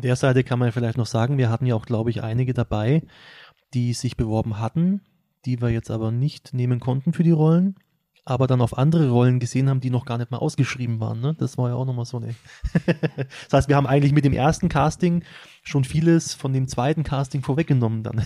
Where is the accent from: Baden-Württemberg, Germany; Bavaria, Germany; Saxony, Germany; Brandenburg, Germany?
Bavaria, Germany; Schwabach; ich komme aus Schwabach